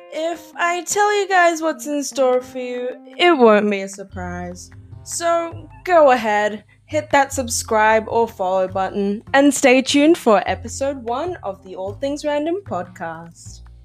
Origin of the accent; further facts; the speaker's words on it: Australia; I'm just an Aussie high school kid